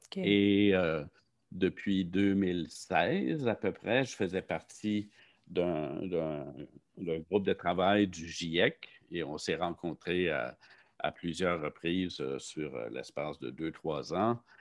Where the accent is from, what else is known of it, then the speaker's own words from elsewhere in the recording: Saint-Jean-sur-Richelieu, Quebec, Canada; also born or lived in Montreal; je venais de Saint-Jean, j'ai donc fait mon secondaire, mon cégep à Saint-Jean